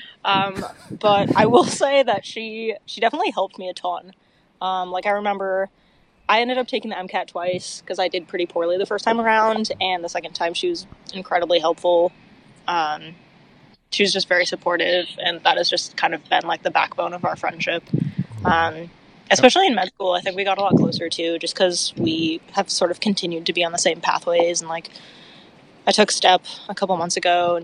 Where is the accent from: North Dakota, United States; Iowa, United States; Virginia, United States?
Iowa, United States; Iowa City; also born or lived in Pittsburgh / Minnesota / Minneapolis; I was born in Pittsburgh, and then when I was really little, my family moved to Iowa City. I grew up here